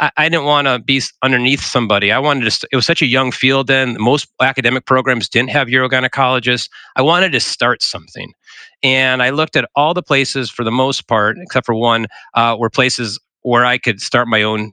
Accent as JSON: {"language": "English", "region": "South Dakota", "country": "United States", "tie": "born or raised there", "said": "I'm a South Dakota native"}